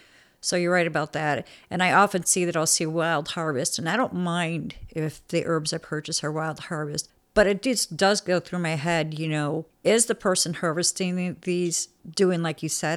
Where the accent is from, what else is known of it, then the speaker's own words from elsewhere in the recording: Chicago, Illinois, United States; now in Louisiana, United States; Growing up in Chicago